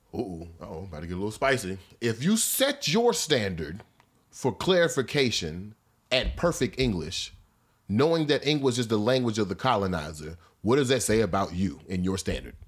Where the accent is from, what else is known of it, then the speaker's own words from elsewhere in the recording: Missouri, United States; when I was growing up in Missouri